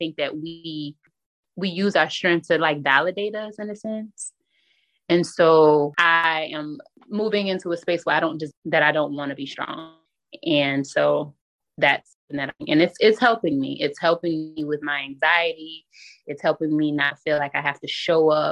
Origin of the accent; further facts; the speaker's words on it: South Carolina, United States; moved away as an adult; now in Bloomfield, United States; I recently relocated from South Carolina, which is my hometown, to Bloomfield, New Jersey.